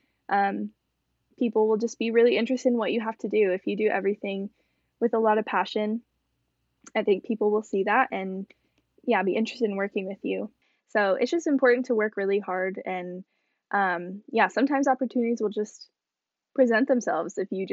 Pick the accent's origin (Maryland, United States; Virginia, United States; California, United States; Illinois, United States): Illinois, United States; Rockford; still living at home in my hometown